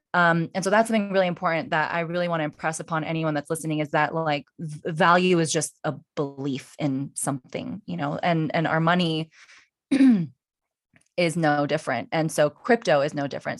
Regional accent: United States; I was born in the United States

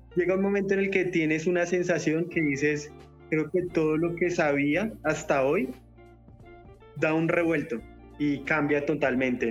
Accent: Colombia; vengo de Colombia a hacer una carrera

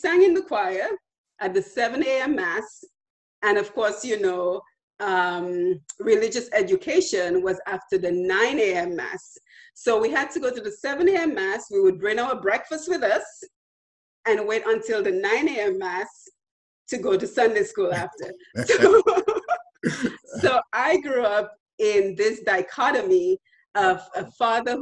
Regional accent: Roseau, Dominica; moved away as an adult; also born or lived in Texas, United States; now in United States; I was born and raised in Dominica. I spent my first 21 years in Dominica

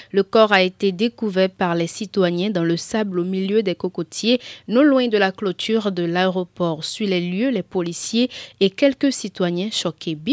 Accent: Cotonou, Littoral, Benin; J'ai vraiment aimé, j'ai vraiment aimé. Moi, je suis de Cotonou, donc à quoi Kwakwa. J'ai pas fait un long déplacement.

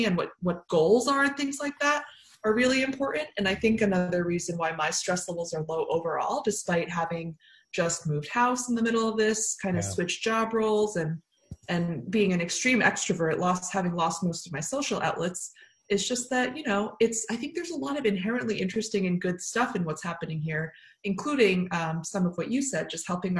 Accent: New York area, United States; now in Oakland, United States; I grew up in the New York area

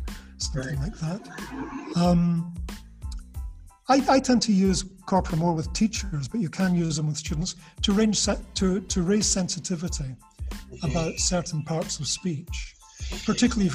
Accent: Scotland, United Kingdom; Scottish people, for example, we have a reputation of being quite cold because we're British

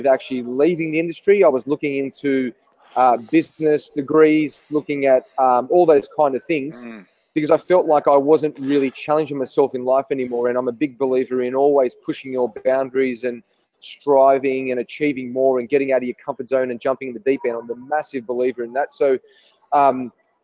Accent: Sydney, New South Wales, Australia; So born and bred in Sydney

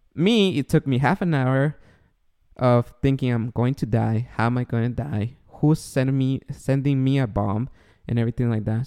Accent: Los Angeles, California, United States; I am from uh, Los Angeles in America.

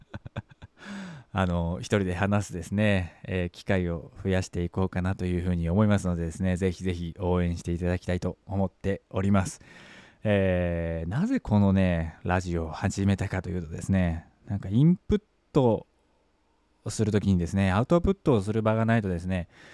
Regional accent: Yamaguchi, Japan; 僕の地元って映画館ないのよそれぐらい田舎なんですよね

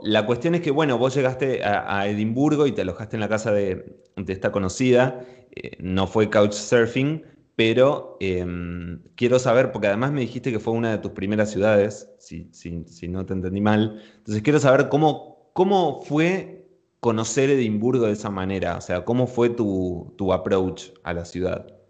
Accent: Buenos Aires, Argentina; mi ciudad natal, ¿no? Con Buenos Aires

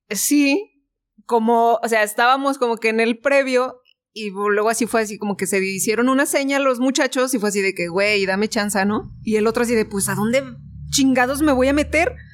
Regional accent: Guanajuato, Mexico; Y entonces era así de, oh, es que venimos de Guanajuato.

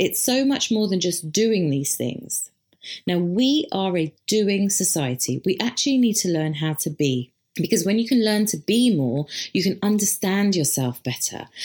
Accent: India; as an Indian

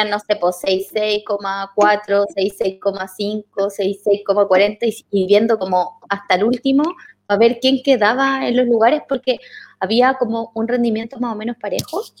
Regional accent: Santiago, Santiago Metropolitan Region, Chile; also born or lived in Renca; Yo estudié de primero básico a primero medio en un colegio particular en la Florida. Y nos cambiamos de casa a vivir con mis abuelos a Renca, donde yo nací

